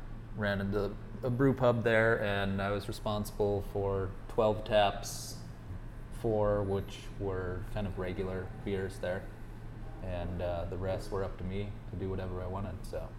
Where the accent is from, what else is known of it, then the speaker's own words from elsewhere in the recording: Missoula, Montana, United States; moved away as an adult; also born or lived in Illinois / Oregon / Taiwan; I was born in Illinois, but grew up in Montana in a little place called Missoula.